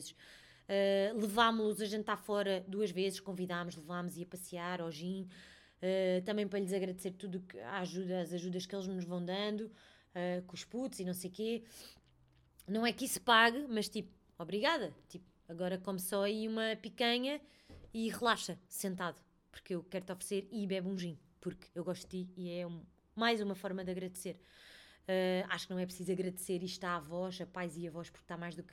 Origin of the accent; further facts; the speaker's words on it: Melides, Setúbal, Portugal; que Melides também é a minha terra sabem? Isto é muito estranho para mim.